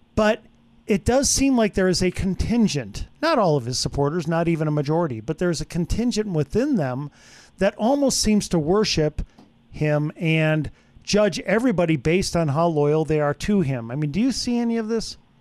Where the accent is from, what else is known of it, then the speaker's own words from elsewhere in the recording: Wisconsin, United States; moved away; I'm from Wisconsin, so I'm a Packer fan